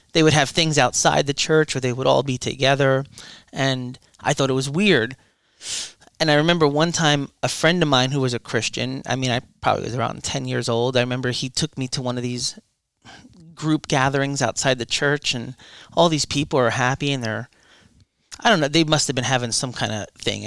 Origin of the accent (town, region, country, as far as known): Deltona, Florida, United States; born or raised there; also born or lived in Irvington, New Jersey, United States